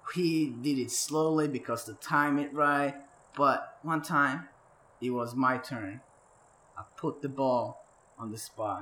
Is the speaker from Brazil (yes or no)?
no; Sweden; now in Atlanta, United States; Where I live here now in Atlanta, USA, from my background, from being born and raised in Sweden, and my parents are from Turkey